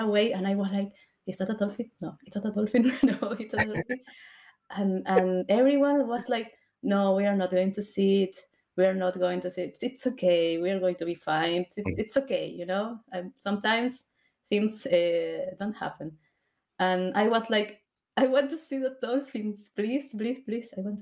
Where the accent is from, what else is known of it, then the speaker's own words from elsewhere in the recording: Peru; now in Argentina; I'm from Peru, but I lived here in Argentina for like more than 15 years, maybe more